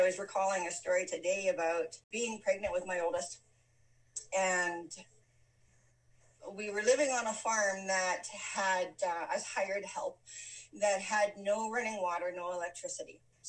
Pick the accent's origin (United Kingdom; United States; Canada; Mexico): Canada; Western Canada; also born or lived in Calgary, Canada / Leaf Rapids, Canada; I was born in Calgary, Alberta. I grew up across Western Canada.